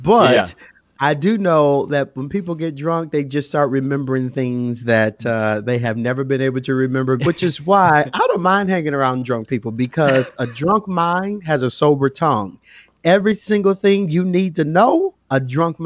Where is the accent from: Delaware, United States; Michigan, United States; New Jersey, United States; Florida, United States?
Michigan, United States; Detroit; also born or lived in Grand Rapids, Michigan; I'm born and raised in Detroit.